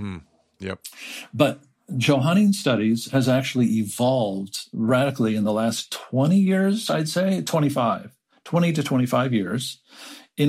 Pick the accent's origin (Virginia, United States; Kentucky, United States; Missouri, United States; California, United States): California, United States; Southern; moved away; I am from Southern California. That's where I grew up.